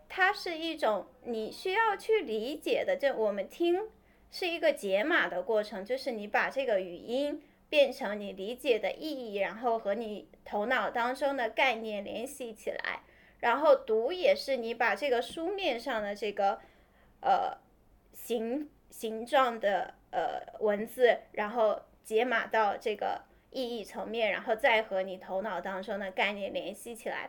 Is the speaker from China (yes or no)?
yes; China; first language Chinese; 我们中国人